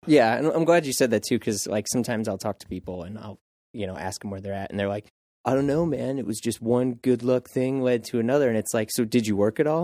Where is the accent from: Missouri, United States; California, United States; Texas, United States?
Missouri, United States; St. Louis; moved away as an adult; now in New York, United States; I was in Saint Louis